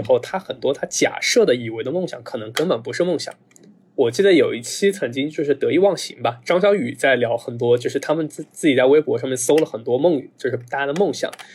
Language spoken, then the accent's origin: Chinese; next to Fenghuang, Hunan, China; moved away; 我介绍我老家的时候，就很复杂，我一般都问朋友们，你知道凤凰不啦？对 ，呃，知道的话我就告诉你在隔房，隔壁